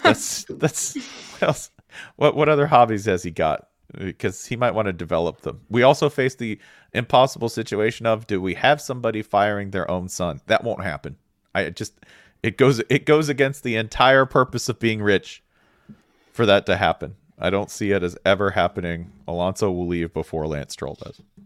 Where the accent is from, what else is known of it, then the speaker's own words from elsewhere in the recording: United States; I'm American